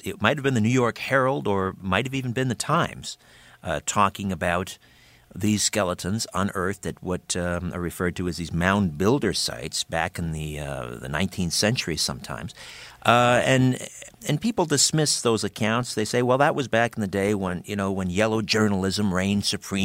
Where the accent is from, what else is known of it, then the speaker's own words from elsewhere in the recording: Brantford, Ontario, Canada; not too far from my hometown, Brantford.